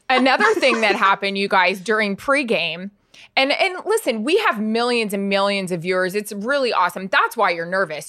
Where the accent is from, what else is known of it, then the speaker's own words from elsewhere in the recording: Florida, United States; grew up in Florida